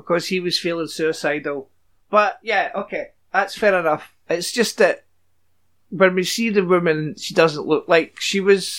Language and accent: English; Scotland, United Kingdom; there's been a murder! I'm Scottish!